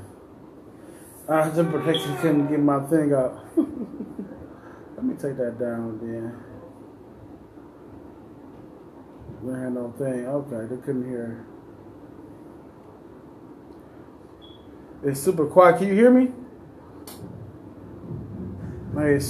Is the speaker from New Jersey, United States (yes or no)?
no; Cleveland, Ohio, United States; I'm from Cleveland, Ohio